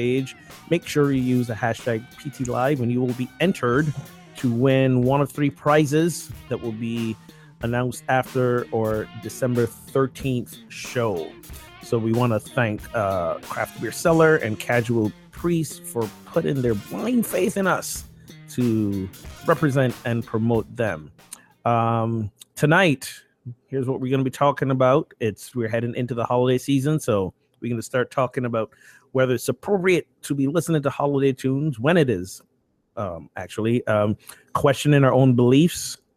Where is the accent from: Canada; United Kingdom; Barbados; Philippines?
Barbados; now in Amesbury, United States; my home country of Barbados